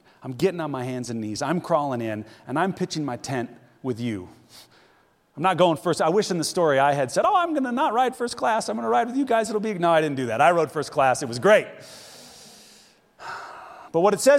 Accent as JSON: {"language": "English", "country": "United States", "moved": "yes", "lives_now": "Zhengzhou, China", "said": "I'm American."}